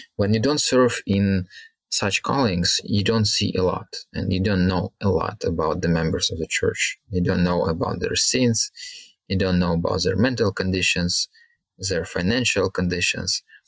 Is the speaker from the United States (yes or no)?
no; Kharkiv, Kharkiv Oblast, Ukraine; moved away as an adult; now in Dnipro, Ukraine; originally I'm from a city called Kharkiv, which is 40 kilometers away from the border with Russia